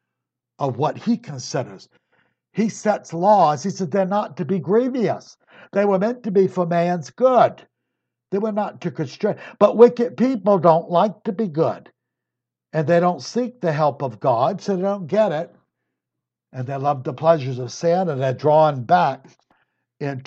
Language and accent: English; Virginia, United States; I was Virginia